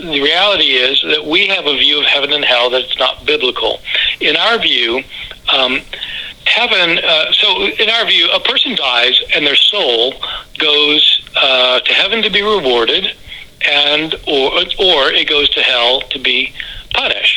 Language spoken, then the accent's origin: English; Lawrence, Kansas, United States; I grew up in Lawrence, Kansas, and I was raised as a Christian